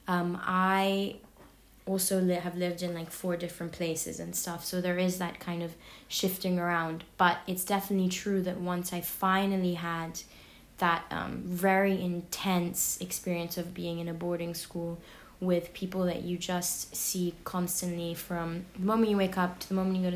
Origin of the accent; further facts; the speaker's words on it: London, United Kingdom; moved away; growing up in London